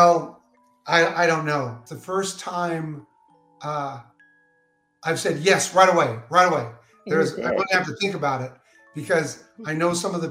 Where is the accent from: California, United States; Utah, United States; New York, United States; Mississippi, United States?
California, United States; West Covina; I'm originally from West Covina, California